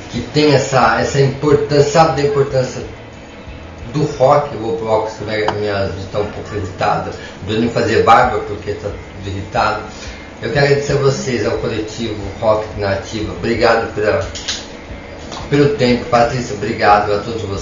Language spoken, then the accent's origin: Portuguese; Santo André, São Paulo, Brazil; now in Maringá, Brazil; não sou é, do Paraná, eu sou de Santo André, eu sou paulista.